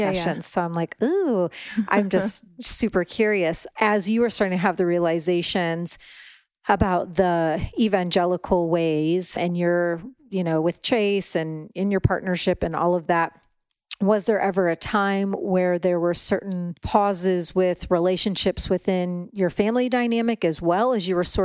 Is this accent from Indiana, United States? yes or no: yes; Indiana, United States; where I grew up in Indiana